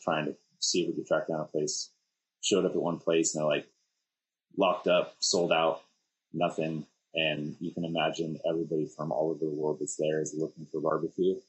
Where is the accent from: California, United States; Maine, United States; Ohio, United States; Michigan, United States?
California, United States; we're from California